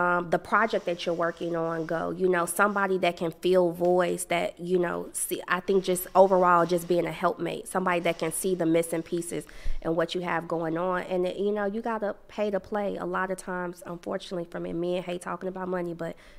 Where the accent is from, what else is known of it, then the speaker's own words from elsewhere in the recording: Chicago, Illinois, United States; I grew up in Chicago, head always on the swivel